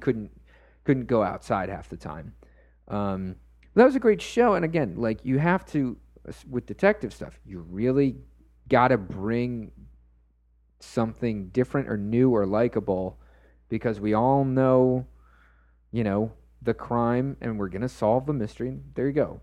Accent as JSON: {"language": "English", "region": "Florida", "country": "United States", "tie": "born or raised there", "said": "growing up in Florida"}